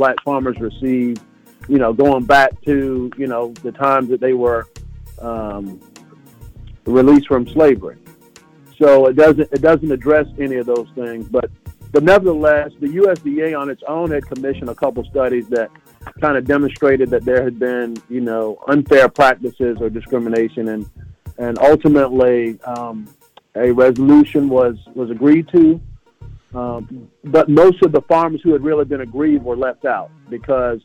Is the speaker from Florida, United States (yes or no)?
yes; Florida, United States; growing up in Florida